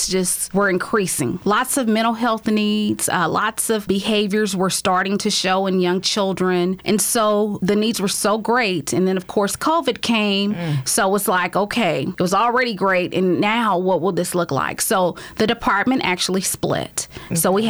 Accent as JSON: {"language": "English", "town": "Highlands", "region": "Texas", "country": "United States", "tie": "born or raised there", "also_born_or_lived": "Louisiana", "said": "I'm a homegrown girl. I was born and raised in Highlands, went to school in Crosby"}